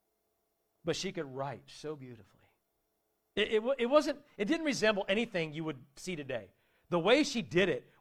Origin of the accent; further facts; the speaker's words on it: Warsaw, Indiana, United States; also born or lived in South Bend, Indiana; we moved from South Bend to Warsaw, but both sets of grandparents were still in town